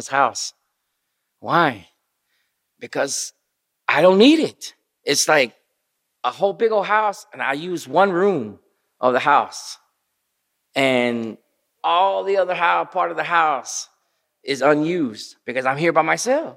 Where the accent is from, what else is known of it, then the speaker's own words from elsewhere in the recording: Texas, United States; moved away as an adult; now in Mexico; I grew up in this country. I grew up here. I went to school from kindergarten till 10th grade